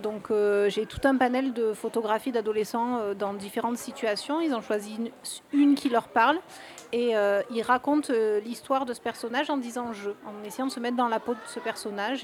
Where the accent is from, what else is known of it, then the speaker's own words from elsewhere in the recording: Marseille, Provence-Alpes-Côte d'Azur, France; je suis de Marseille